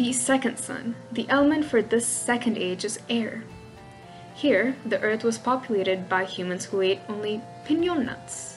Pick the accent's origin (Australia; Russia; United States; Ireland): Russia; accent: Russian; if you hear my Russian accent poking through, well, you know, those are just my roots showing